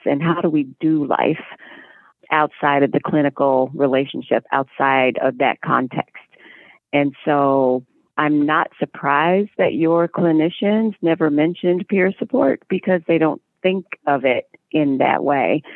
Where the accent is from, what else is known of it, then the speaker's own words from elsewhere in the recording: Indianapolis, Indiana, United States; in the basement of a hospital in Indianapolis, Indiana, that's my hometown